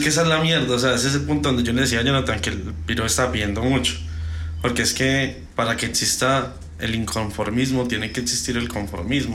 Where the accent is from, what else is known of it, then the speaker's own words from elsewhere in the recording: Colombia; yo soy un puto colombiano